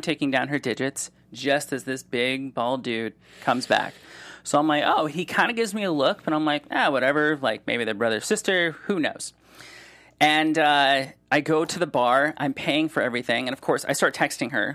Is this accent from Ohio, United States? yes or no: yes; Solon, Ohio, United States; also born or lived in Cleveland; now in Los Angeles, United States; I grew up in Solon